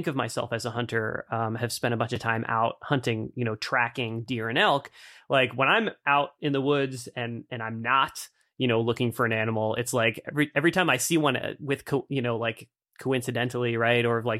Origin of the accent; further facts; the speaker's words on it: East Coast, United States; And, you know, growing up on the East Coast, I mean, I think like that certainly that same stereotype isn't applied to like biologists, right?